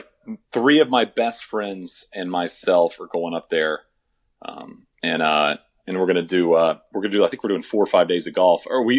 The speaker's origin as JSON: {"language": "English", "town": "Marshall", "region": "Texas", "country": "United States", "tie": "born or raised there", "said": "Marshall Lakeside Country Club, which is where I grew up. It's a 9-hole course."}